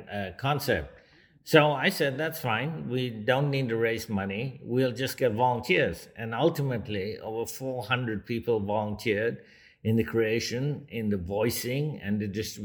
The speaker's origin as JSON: {"language": "English", "country": "India", "tie": "born or raised there", "also_born_or_lived": "Kolkata, India / Mumbai, India", "moved": "yes", "said": "I grew up in Calcutta and Bombay, as they were then called"}